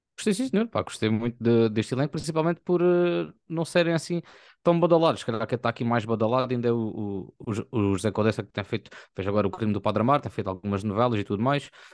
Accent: Algarve, Portugal; a gente algarviz

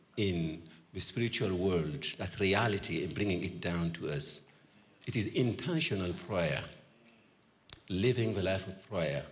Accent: Burkina Faso; I'm from Burkina Faso.

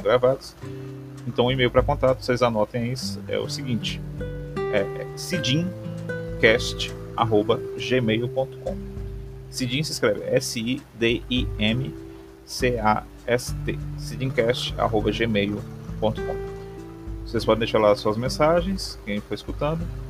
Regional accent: Maranguape, Ceará, Brazil; aqui na cidade onde eu nasci e vivo até hoje, Maranguape, Ceará

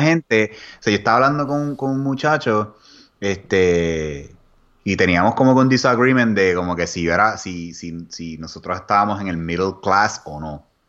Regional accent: Puerto Rico; moved away as an adult; also born or lived in Austin, Texas; Los puertorriqueños

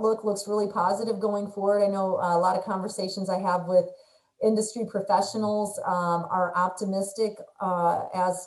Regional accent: Indiana, United States; moved away; we're originally from Indiana, so we still have a pretty strong alliance as Hoosiers

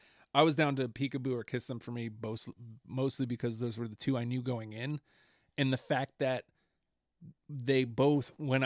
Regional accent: Canada; I'm Canadian, eh?

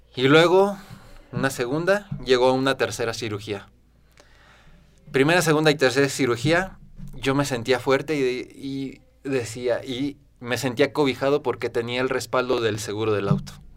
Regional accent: Guanajuato, Mexico; soy originario de Guanajuato

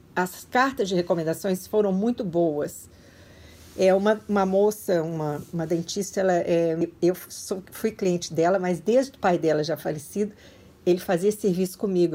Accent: Juiz de Fora, Minas Gerais, Brazil; moved away as an adult; also born or lived in Belo Horizonte / Joinville; now in Myrtle Beach, United States; sou natural de Juiz de Fora. Mas morei também 10 anos em Belo Horizonte antes de Joinville

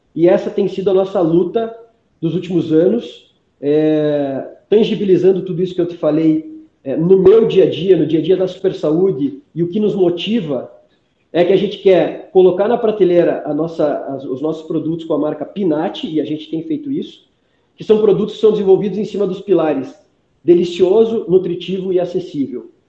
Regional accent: Curitiba, Paraná, Brazil; sou curitibano

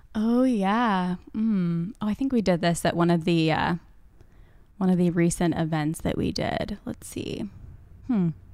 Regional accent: Kansas City, Missouri, United States; I grew up in Kansas City

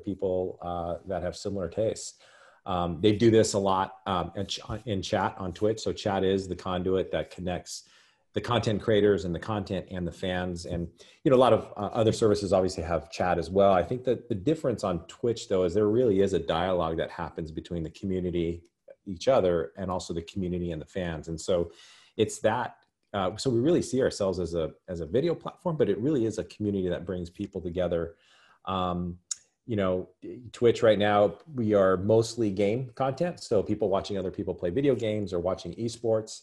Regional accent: Albuquerque, New Mexico, United States; I was born and raised in Albuquerque, New Mexico, spent all my life there.

